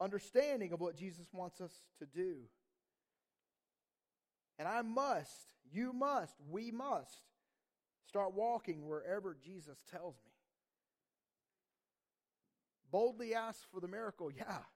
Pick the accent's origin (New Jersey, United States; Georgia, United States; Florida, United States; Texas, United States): Georgia, United States; moved away; we're from Georgia